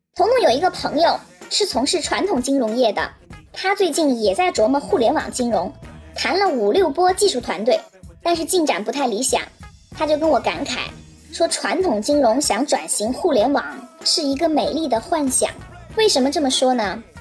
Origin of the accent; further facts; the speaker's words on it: China; 我们中国人太聪明了